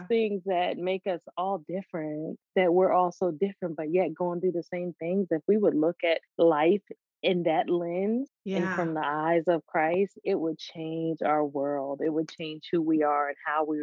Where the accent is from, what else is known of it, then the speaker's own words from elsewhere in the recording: the North, United States; moved away as an adult; now in the South, United States; I grew up in the North